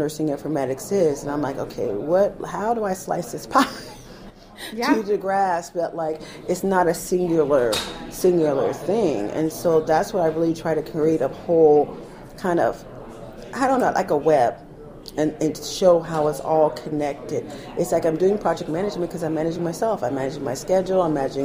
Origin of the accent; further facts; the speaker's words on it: United States; I'm an American. I'm the American nurse that's coming to town